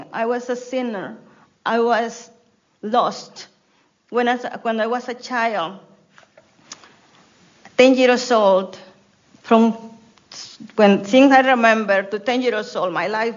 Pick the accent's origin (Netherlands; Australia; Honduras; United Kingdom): Honduras; English is a second language; now in United States; when I was in Honduras, I didn't speak English when I came to the States, and I still have broken English